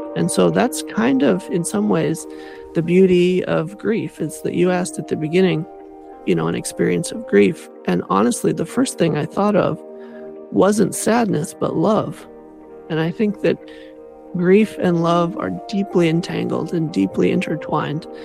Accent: Southern California, United States; now in Canada; when I was growing up in Southern California

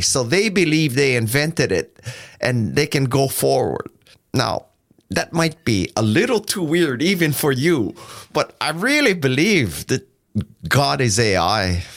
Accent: Silicon Valley, California, United States; I'm from Silicon Valley

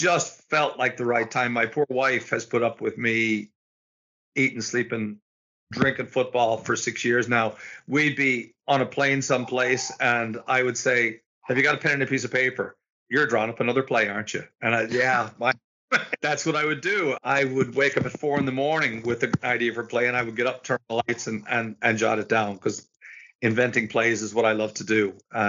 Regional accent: Iowa, United States; moved away as an adult; now in Ireland; born and raised in Iowa, played high school football there

